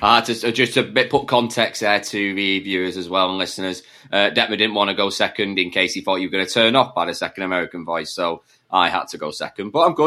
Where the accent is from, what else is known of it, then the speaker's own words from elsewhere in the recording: England, United Kingdom; I'm the English one